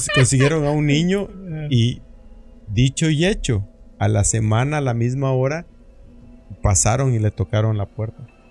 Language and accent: Spanish; Mexico; also born or lived in Tabasco / Oaxaca; now in United States; estoy de Tabasco y de Oaxaca